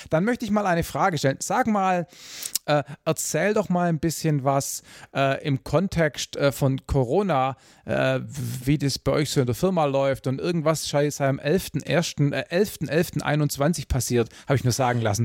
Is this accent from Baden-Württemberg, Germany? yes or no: yes; Swabia, Baden-Württemberg, Germany; ich als Schwabe